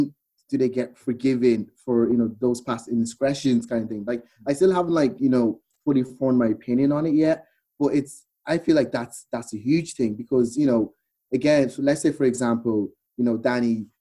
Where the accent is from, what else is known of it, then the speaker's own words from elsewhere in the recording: Ireland; I grew up in Ireland